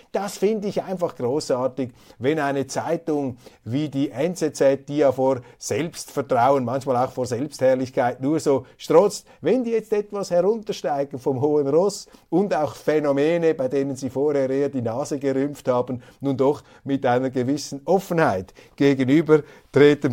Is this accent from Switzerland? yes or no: yes; Switzerland; accent: Swiss German